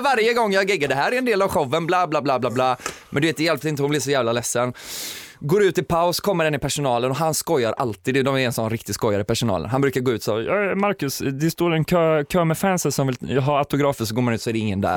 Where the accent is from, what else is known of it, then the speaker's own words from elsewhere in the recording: Kungälv, Västra Götaland, Sweden; jag kommer ju från Kungälv så det snackar jag mycket om hur jävla bonnigt det är